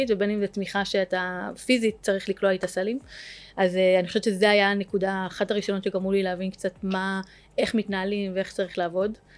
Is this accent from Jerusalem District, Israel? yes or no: yes; Jerusalem, Jerusalem District, Israel; אני גדלתי בירושלים, אה, למשפחה דתית